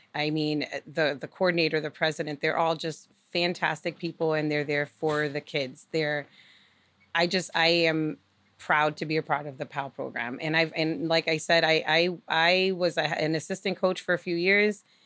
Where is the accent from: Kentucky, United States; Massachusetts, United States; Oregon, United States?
Massachusetts, United States; Lawrence; now in Nashua, United States; growing up in Lawrence